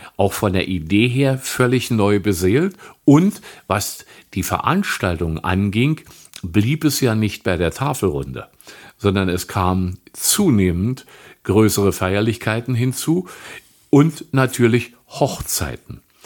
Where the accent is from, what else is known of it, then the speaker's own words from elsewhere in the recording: Wittenberge, Brandenburg, Germany; Ich bin 1952 in Wittenberge in der Prignitz geboren noch hier lebend